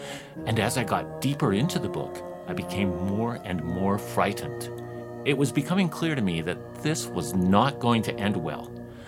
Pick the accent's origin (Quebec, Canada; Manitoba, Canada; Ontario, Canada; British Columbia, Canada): British Columbia, Canada; Vancouver; I'm in my hometown, Vancouver, British Columbia.